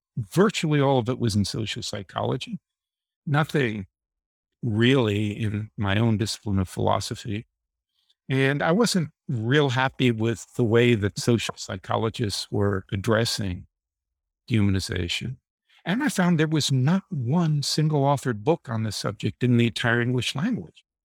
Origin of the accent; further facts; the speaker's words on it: Deep South, United States; moved away as an adult; also born or lived in New York City / England; I was raised in the Deep South, in the Jim Crow era